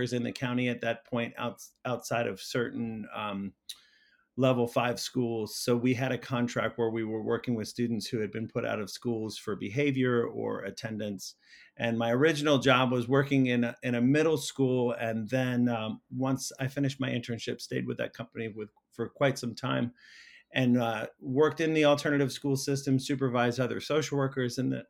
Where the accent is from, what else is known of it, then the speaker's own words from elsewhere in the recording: Silver Spring, Maryland, United States; I grew up just outside of Washington, D.C. in Silver Spring, Maryland. Been here nearly my whole life